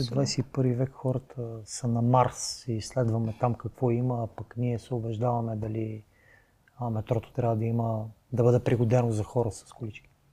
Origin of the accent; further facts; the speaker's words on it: Bulgaria; като българин